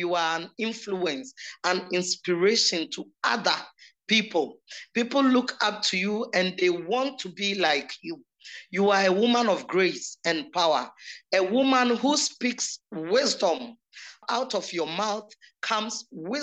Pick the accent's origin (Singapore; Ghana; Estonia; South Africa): Ghana; Kibi, Eastern Region; now in Kumasi, Ghana; In my hometown in Kibi, you see, growing up